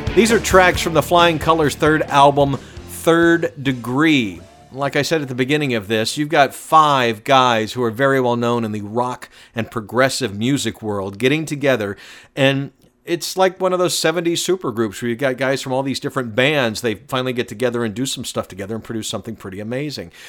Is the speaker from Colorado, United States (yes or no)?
no; Atlanta, Georgia, United States; I'm being from Atlanta